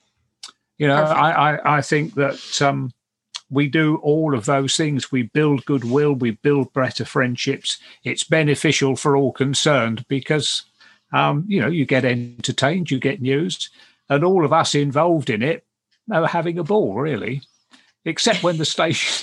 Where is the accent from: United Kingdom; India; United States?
United Kingdom; England; we're English